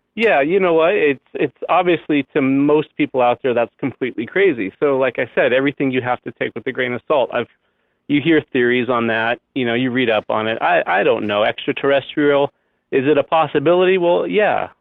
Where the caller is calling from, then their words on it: Temecula, California, United States; I'm calling from Temecula, California